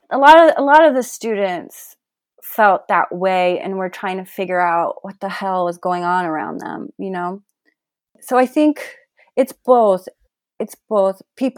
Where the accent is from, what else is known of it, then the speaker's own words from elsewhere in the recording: Colorado Springs, Colorado, United States; Where are you from? And a lot of times when I would say in Colorado Springs, the energy would change